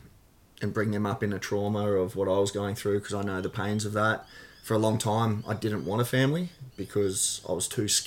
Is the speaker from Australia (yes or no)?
yes; Gold Coast, Queensland, Australia; I grew up on the Gold Coast. I was born in Southport Hospital